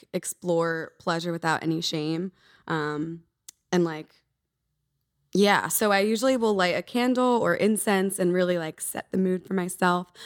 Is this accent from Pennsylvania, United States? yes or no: yes; Philadelphia, Pennsylvania, United States; moved away as an adult; now in Los Angeles, United States; I'm originally from Philadelphia, East Coast